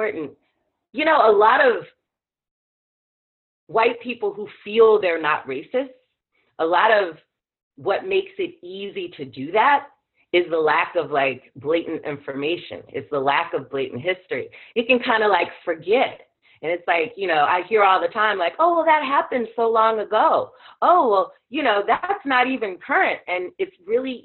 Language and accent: English; South Carolina, United States; I grew up in South Carolina